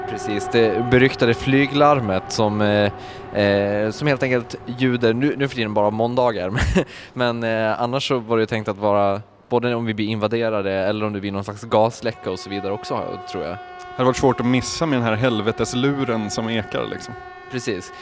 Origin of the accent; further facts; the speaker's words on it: Borlänge, Dalarna County, Sweden; Borlänge där jag kommer ifrån.